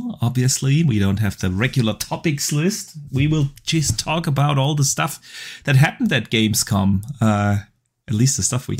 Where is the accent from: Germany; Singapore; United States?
Germany; the video game enthusiast from Germany